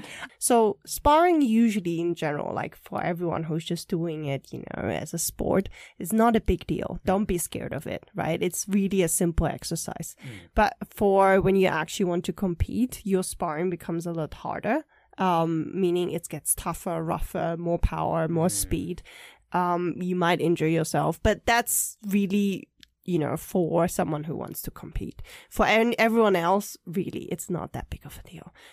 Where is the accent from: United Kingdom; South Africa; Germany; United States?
Germany; moved away as an adult; also born or lived in Taipei, Taiwan; now in Taiwan; we moved to Germany when I was three.